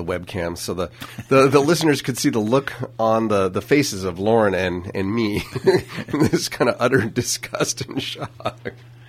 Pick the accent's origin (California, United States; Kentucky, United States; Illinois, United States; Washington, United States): California, United States; St. Helena; which I can totally relate to, growing up in St. Helena and ending up at a school of 45,000 people